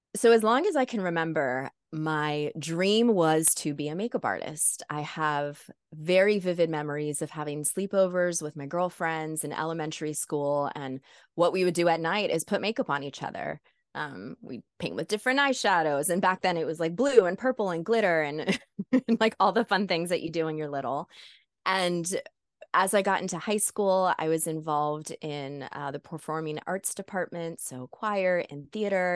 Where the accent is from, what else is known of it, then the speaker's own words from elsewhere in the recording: South Florida, United States; I'm the first American born in my family. And even though I was raised in South Florida